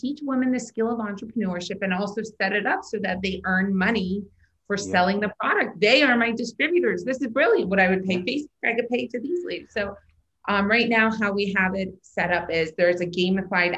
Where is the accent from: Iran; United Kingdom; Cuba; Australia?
Iran; moved away; I was born in Iran